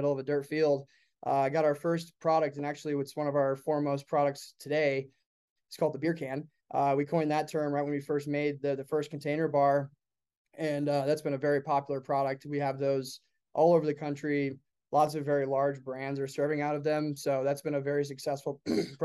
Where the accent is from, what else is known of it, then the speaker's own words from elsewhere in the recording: Iowa City, Iowa, United States; moved away as an adult; also born or lived in Colorado; my hometown in Iowa City, Iowa is where I was born and raised